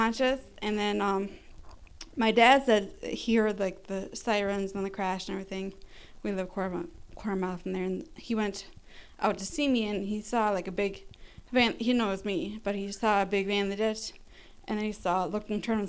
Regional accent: Rice Lake, Wisconsin, United States; Rice Lake, my hometown in Wisconsin

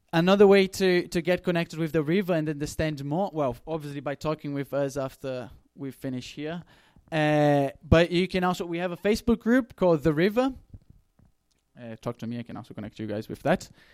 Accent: Brazil; moved away; I come from Brazil

